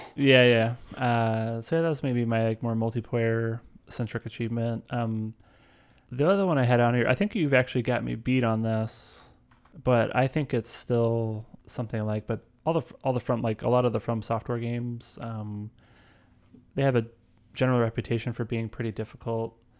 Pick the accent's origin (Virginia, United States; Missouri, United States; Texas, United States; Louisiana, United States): Missouri, United States; St. Louis; where I come from, um, I'm from Saint Louis.